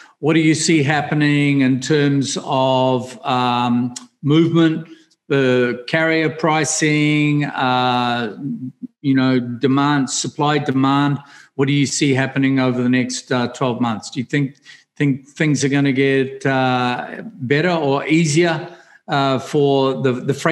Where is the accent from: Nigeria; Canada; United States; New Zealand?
New Zealand; I'm from New Zealand